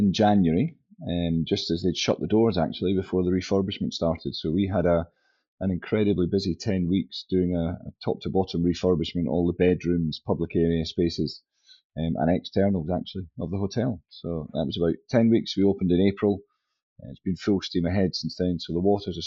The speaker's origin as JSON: {"language": "English", "town": "St Andrews", "region": "Scotland", "country": "United Kingdom", "tie": "born or raised there", "also_born_or_lived": "England / Wales / Kingsbarns / Edinburgh", "said": "Originally, I was born in St Andrews"}